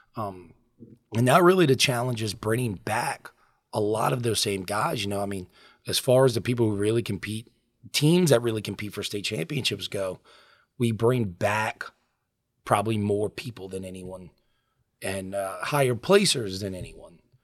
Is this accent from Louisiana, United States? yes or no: yes; Lafitte, Louisiana, United States; I grew up in Lafitte. Um, I lived there. My parents still live there. I lived there until I went to college